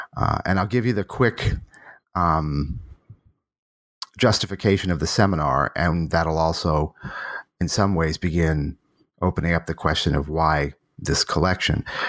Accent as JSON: {"language": "English", "town": "Boston", "region": "Massachusetts", "country": "United States", "tie": "born or raised there", "also_born_or_lived": "New Haven, Connecticut / Rochester, New York / Berkeley, California", "moved": "yes", "said": "I was born in Boston"}